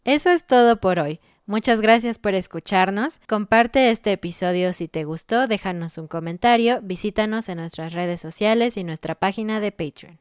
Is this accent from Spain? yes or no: no; Mexico